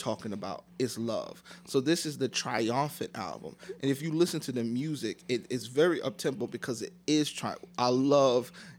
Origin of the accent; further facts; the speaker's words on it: New York City, New York, United States; also born or lived in Queens, New York; I'm originally from Brooklyn. Okay. I moved to Queens. So I claim BK